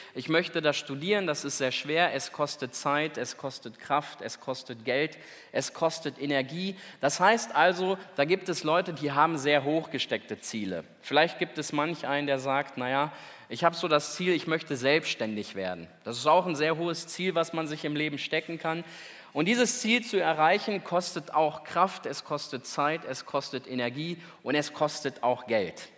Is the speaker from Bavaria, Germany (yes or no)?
no; Celle, Lower Saxony, Germany; da oben bei uns in Celle